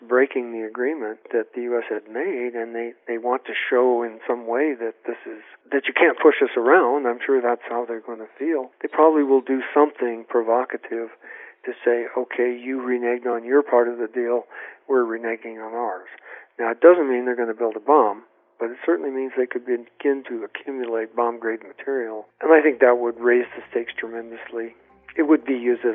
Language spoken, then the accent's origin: English; United States; I'm an American